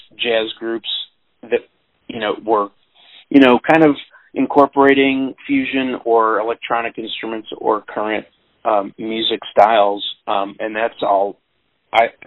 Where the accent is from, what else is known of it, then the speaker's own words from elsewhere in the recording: Peoria, Illinois, United States; moved away as an adult; now in St. Louis, United States; I was born in Peoria, Illinois, which is kind of halfway between here and Chicago